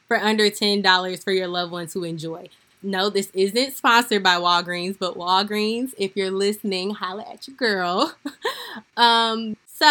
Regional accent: St. Louis, Missouri, United States; my hometown of St. Louis, Missouri

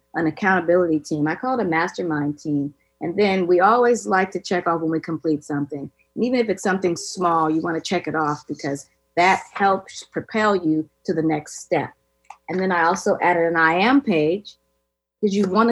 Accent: California, United States; I'm a flip-flop head growing up in California

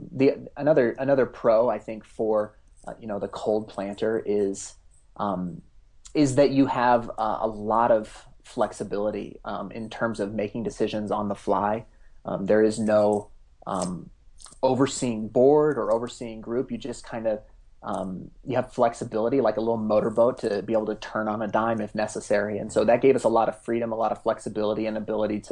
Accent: Front Range of Colorado, United States; I'm actually born and raised in the Front Range of Colorado, and so I have a long history here

